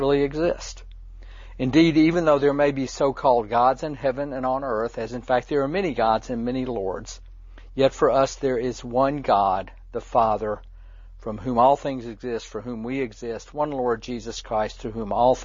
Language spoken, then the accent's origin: English; the South, United States; growing up in the South